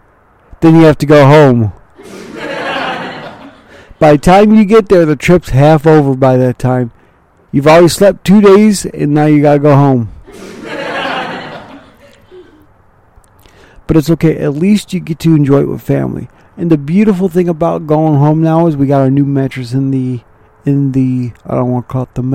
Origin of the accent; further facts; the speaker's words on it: Mount Clemens, Michigan, United States; also born or lived in Ravenna, Ohio; I was born in Mount Clemens, Michigan